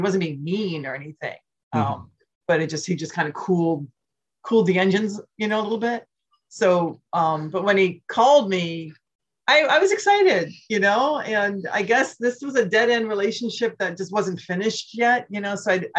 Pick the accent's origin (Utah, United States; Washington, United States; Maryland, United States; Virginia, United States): Virginia, United States; now in Los Angeles, United States; And I'm an East Coast girl. He's an East Coast guy and I'm an East Coast girl. I'm from Virginia, he's from Quebec.